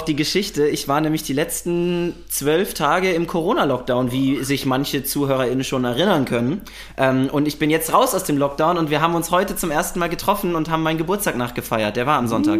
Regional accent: Würzburg, Bavaria, Germany; now in Berlin, Germany; Ich bin aber eigentlich aus Würzburg

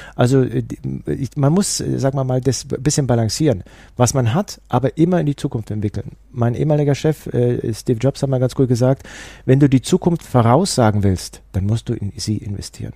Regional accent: Allgäu, Bavaria, Germany; ich komme aus dem Allgäu

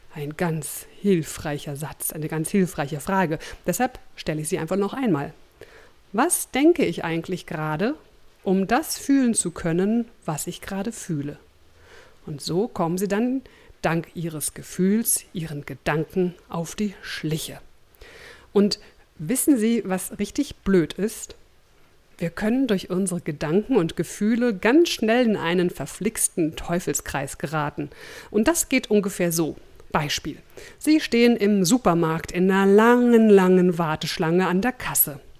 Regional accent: Berlin, Germany; moved away; in meine alte Heimat Berlin

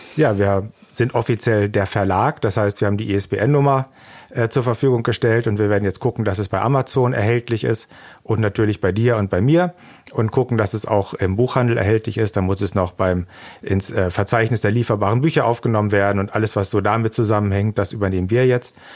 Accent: Germany; first language German; als Deutscher

